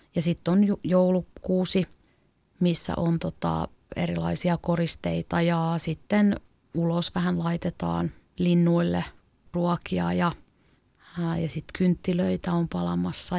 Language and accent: Finnish; Klaukkala, Uusimaa, Finland; moved away as an adult; also born or lived in Helsinki; mä oon kasvanut maalla Klaukkalassa